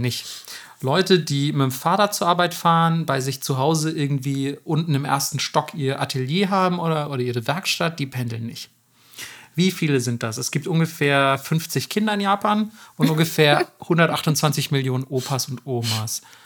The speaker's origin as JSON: {"language": "German", "region": "Bavaria", "country": "Germany", "said": "Bayern, da wo ich herkomme"}